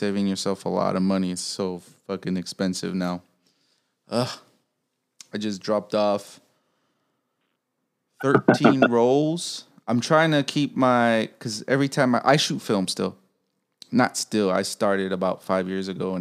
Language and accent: English; Chicago, Illinois, United States; I'm from Chicago. I'm from Pilsen.